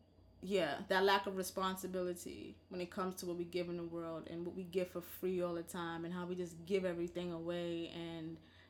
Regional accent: United States; I was born here. And I didn't come from another country where everyone was like me

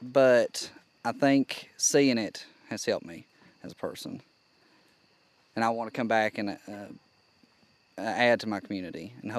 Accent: Evarts, Kentucky, United States; I'm 17-year-old. I'm from Everts, Kentucky.

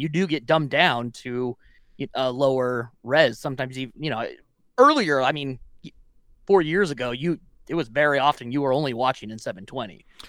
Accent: Wyoming, United States; moved away; from Wyoming in my hometown

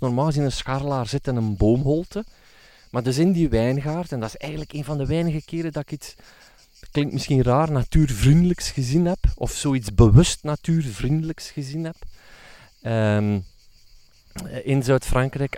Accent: Flanders, Belgium; bij ons in Vlaanderen

